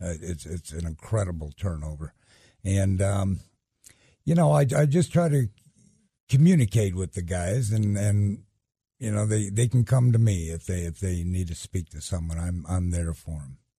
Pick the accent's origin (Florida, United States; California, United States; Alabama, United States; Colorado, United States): Colorado, United States; Denver; I grew up in Denver